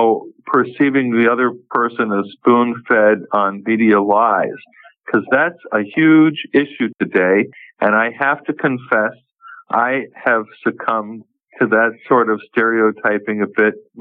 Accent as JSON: {"language": "English", "region": "New York", "country": "United States", "tie": "born or raised there", "said": "I grew up in New York"}